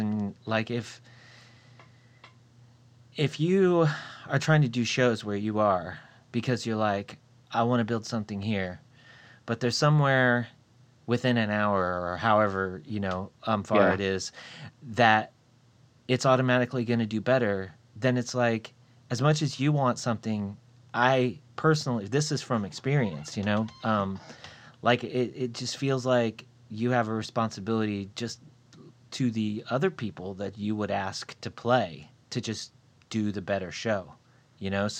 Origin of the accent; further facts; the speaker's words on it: Port Charlotte, Florida, United States; moved away; I actually kind of grew up in Florida, and I grew up around Fort Myers. I grew up in Port Charlotte.